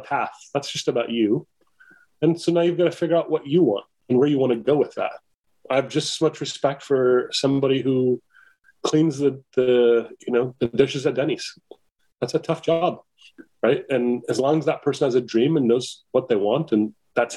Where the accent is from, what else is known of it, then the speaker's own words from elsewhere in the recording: Mesa, Arizona, United States; I grew up in Mesa, Arizona